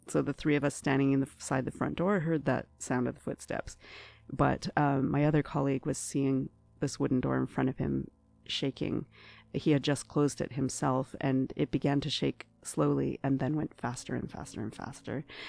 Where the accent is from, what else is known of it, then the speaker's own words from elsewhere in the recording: Ottawa, Ontario, Canada; moved away as an adult; now in Toronto, Canada; I'm originally from Ottawa, and, uh, uh, only, uh, four years ago, moved to Toronto.